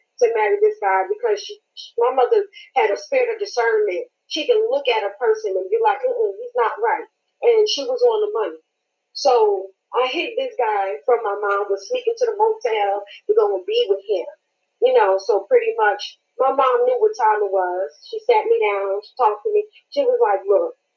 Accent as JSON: {"language": "English", "region": "New York", "country": "United States", "moved": "yes", "lives_now": "Jonesboro, United States", "said": "I'm originally from New York, but I reside in Georgia, Jonesboro."}